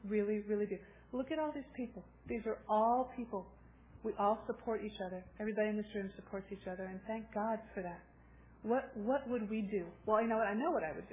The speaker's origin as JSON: {"language": "English", "town": "Los Angeles", "region": "California", "country": "United States", "said": "I'm from Los Angeles"}